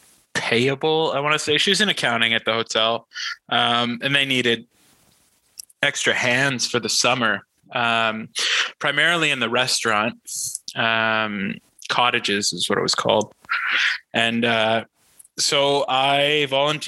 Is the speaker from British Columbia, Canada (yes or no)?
no; Muskoka, Ontario, Canada; as a kid growing up in the country